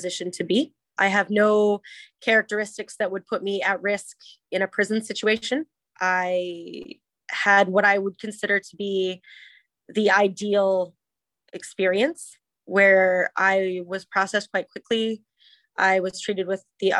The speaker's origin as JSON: {"language": "English", "country": "Canada", "said": "I am incredibly Canadian"}